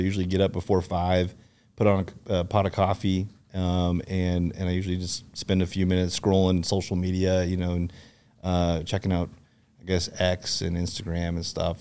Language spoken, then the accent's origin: English; Seattle, Washington, United States; moved away as an adult; also born or lived in Fullerton, California / Yakima, Washington / Wenatchee, Washington / Bothell, Washington; I grew up in Seattle